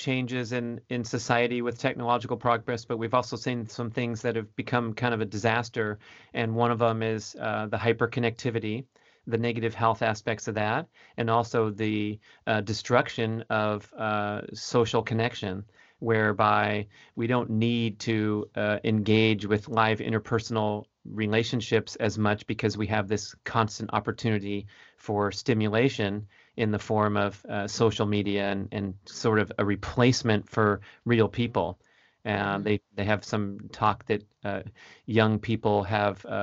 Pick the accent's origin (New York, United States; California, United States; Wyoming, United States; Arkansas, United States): California, United States; Southern; I'm from Southern California